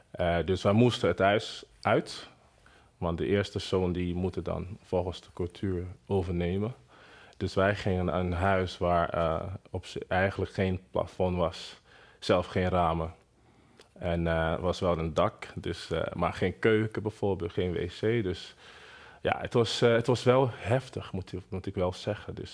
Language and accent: Dutch; Benin City, Edo, Nigeria; Dutch is a second language; moved away as an adult; also born or lived in Lagos, Nigeria; now in Netherlands; in Benin City. dat is een, een stad in Nigeria. En daar uh, behoren Edo-stam. Dus ik kom uit Edo-stam, Edo-mensen. Dus we hebben echt een koninkrijk. Dus zo wordt het nog steeds genoemd. Ik ben een Edo-stam, uh, geboren